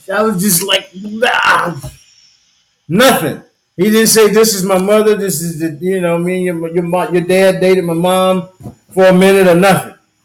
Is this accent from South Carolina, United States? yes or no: yes; Union, South Carolina, United States; I'm from a little place called Union, South Carolina.